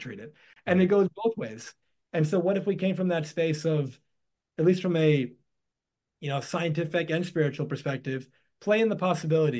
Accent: New York, United States; I was born in New York in the United States

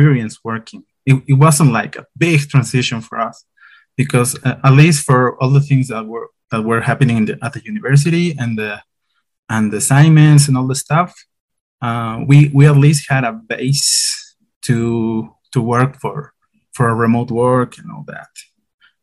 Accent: La Paz, Bolivia; I'm from La Paz, Bolivia

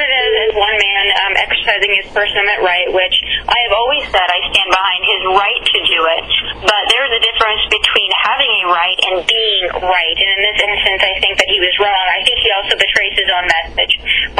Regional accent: United States; as an American

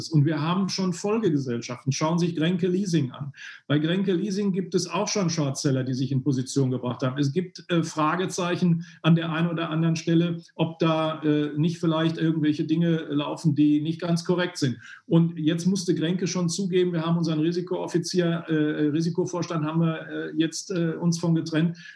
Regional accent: North Rhine-Westphalia, Germany; Ähm, ich komme aus dem Ruhrgebiet. Da äh, ist man nicht nur die direkte Ansprache gewohnt, sondern eben auch eine positive Lebenseinstellung.

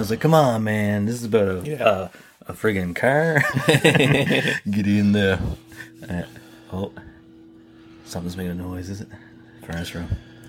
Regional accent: Canada; we're from Canada

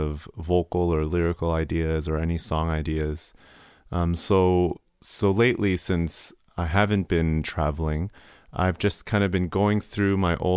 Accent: Canada; also born or lived in Hong Kong; I am originally from Hong Kong, and I grew up right here in Canada.

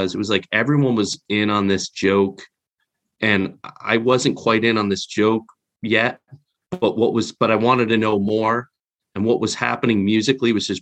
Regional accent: New Jersey, United States; now in Connecticut, United States; I'm in Connecticut, but I grew up in North Jersey.

